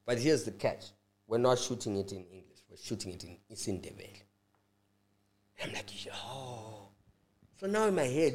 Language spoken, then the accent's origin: English; Bulawayo, Zimbabwe; I know more Ndebele than I do isiShona ngoba mina ngakhulela